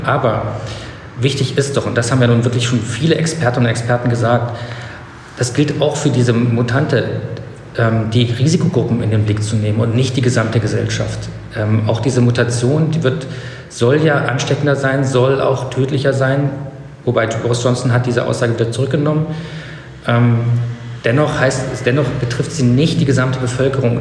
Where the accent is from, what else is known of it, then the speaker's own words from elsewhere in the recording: East Germany, Germany; also born or lived in Potsdam; ich bin in der DDR groß geworden